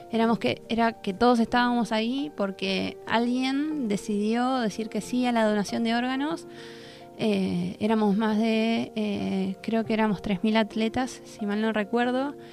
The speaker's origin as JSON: {"language": "Spanish", "country": "Argentina", "said": "porque nosotros como Argentina, en el, desfile de apertura, éramos el segundo país"}